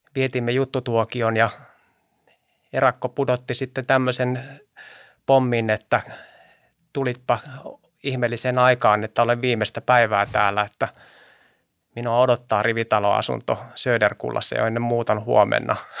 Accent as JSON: {"language": "Finnish", "town": "Helsinki", "region": "Uusimaa", "country": "Finland", "also_born_or_lived": "Sipoo", "said": "Mä oon kotoisin Vartiokylästä mm. Itä-Helsingistä"}